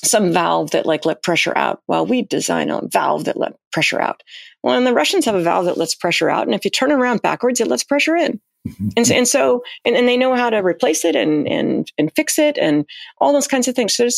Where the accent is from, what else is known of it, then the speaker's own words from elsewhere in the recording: United States; as Americans